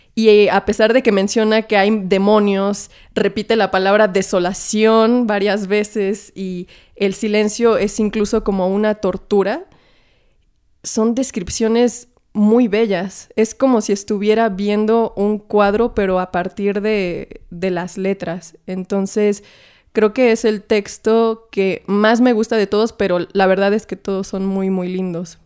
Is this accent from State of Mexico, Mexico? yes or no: yes; Naucalpan, State of Mexico, Mexico; moved away as an adult; now in Mexico City, Mexico; en donde me crié, en Lo Más Verdes